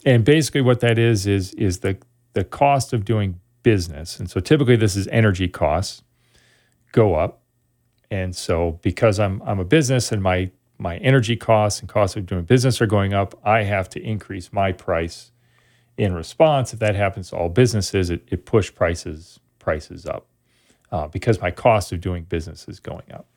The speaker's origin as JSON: {"language": "English", "town": "Sun Prairie", "region": "Wisconsin", "country": "United States", "tie": "born or raised there", "also_born_or_lived": "Oshkosh, Wisconsin / Montreal, Canada / Eau Claire, Wisconsin", "moved": "as an adult", "said": "I grew up in Sun Prairie, Wisconsin, outside of Madison."}